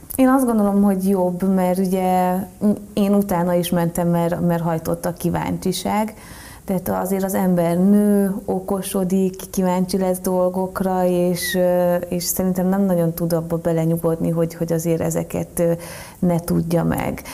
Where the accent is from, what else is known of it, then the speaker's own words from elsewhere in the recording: Marcali, Somogy, Hungary; moved away; onnan kerültem át egy gyerekotthonba, és a gyerekotthonból pedig Marcaliba